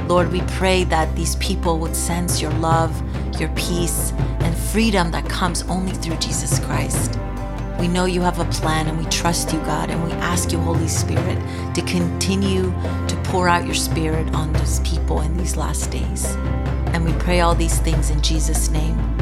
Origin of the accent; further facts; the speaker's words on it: Iran; I am from Iran